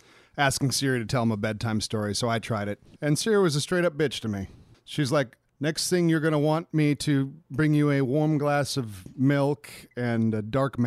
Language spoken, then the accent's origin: English; Gray Duck land, Minnesota, United States; I grew up in Gray Duck land.